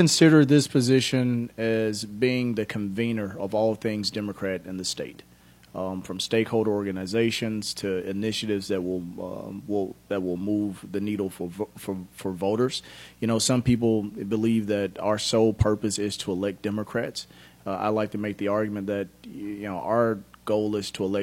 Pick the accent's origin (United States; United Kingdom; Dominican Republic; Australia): United States; Memphis, Tennessee; I grew up in Memphis, fourth of eight children born to a single mom who never graduated from high school